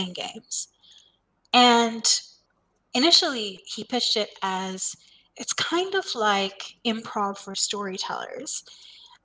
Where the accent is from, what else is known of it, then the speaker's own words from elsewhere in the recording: India; moved away as an adult; I grew up in India